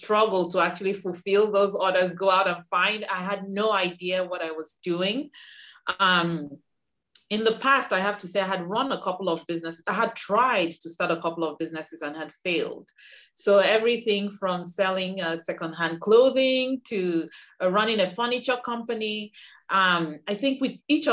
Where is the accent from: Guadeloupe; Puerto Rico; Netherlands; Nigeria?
Nigeria; moved away as an adult; now in United States; I'm originally from Nigeria. I came to the US in 1999 to pursue an advanced degree in engineering